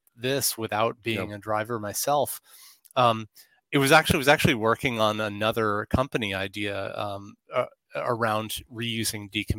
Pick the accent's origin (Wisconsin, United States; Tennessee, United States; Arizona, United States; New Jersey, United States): New Jersey, United States; born there; also born or lived in Houston / Pacific Northwest; I was born in New Jersey.